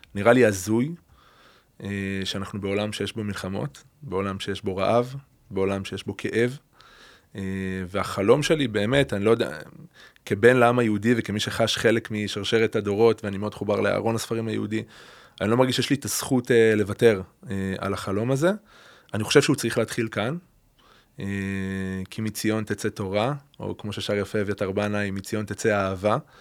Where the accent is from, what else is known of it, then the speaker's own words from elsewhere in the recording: Beersheba, Southern District, Israel; now in Adi Negev, Israel; ילדות באר שבעית, משפחה מזרחית, מסורתית, ליכודית